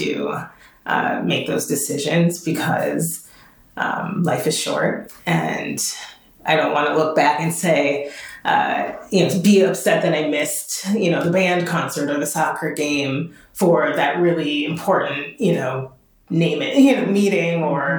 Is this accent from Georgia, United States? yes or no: no; Minneapolis, Minnesota, United States; moved away as an adult; also born or lived in Washington, D.C.; I am a Minneapolis girl. I grew up in South Minneapolis.